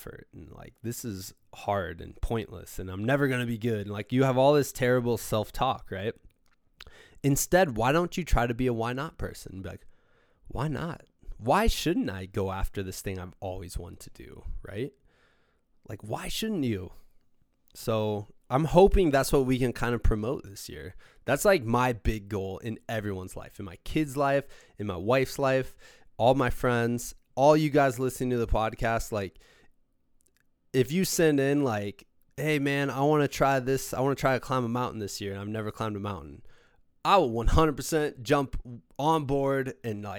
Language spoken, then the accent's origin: English; Iowa, Midwest, United States; my parents would drive me for 40 minutes twice a week for practice and once a week on the weekends for games, they would drive me 40 minutes up to Davenport, Iowa